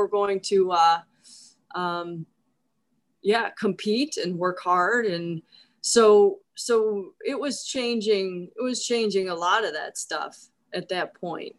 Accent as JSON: {"language": "English", "town": "Cleveland", "region": "Ohio", "country": "United States", "tie": "born or raised there", "moved": "yes", "said": "I grew up in Cleveland"}